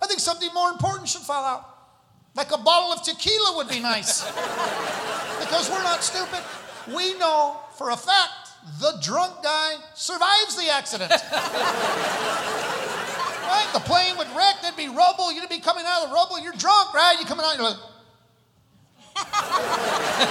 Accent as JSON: {"language": "English", "region": "New Mexico", "country": "United States", "said": "I'm from New Mexico"}